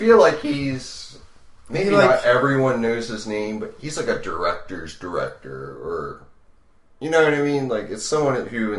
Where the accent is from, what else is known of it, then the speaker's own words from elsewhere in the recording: Baltimore, Maryland, United States; Because we're from Baltimore